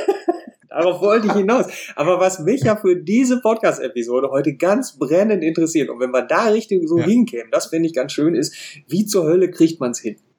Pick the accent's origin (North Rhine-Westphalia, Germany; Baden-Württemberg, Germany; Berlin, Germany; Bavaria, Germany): North Rhine-Westphalia, Germany; als Ostwestfale